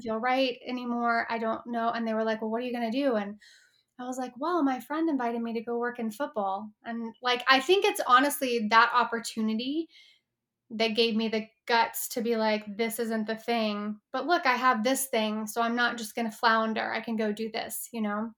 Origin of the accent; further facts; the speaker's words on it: Texas, United States; moved away as an adult; now in Los Angeles, United States; I grew up in Texas in a pretty, like, conservative, you know, um, space